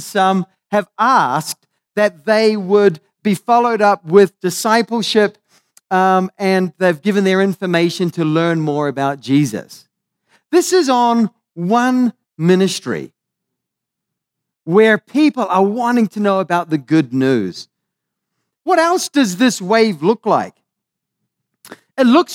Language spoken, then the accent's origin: English; Maui, Hawaii, United States; I come from Hawaii, so this is bringing a little bit of love, a bit of aloha from Maui